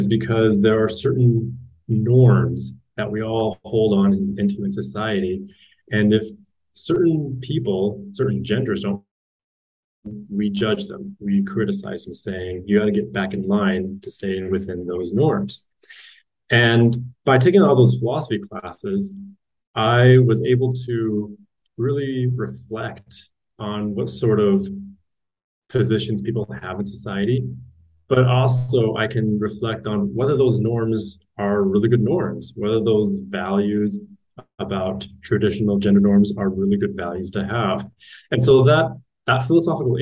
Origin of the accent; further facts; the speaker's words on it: Utah, United States; I was born and raised in Utah